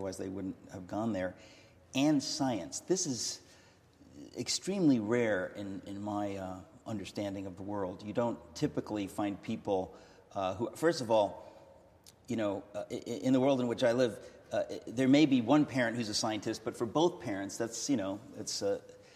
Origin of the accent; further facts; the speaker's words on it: United States; I'm an American